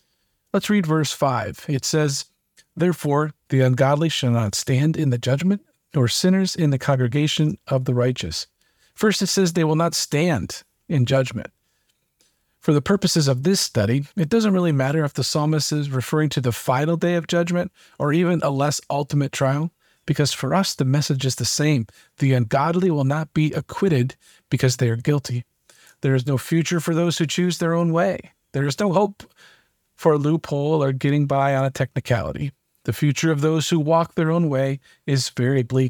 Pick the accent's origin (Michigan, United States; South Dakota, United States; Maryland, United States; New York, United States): Michigan, United States; Being born and raised in Michigan